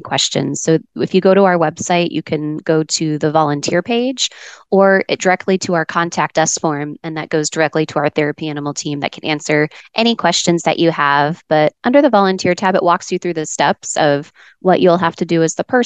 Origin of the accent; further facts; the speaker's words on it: Dallas, Texas, United States; now in Arizona, United States; I grew up in Dallas, in a little suburb right outside of the Dallas-Fort Worth area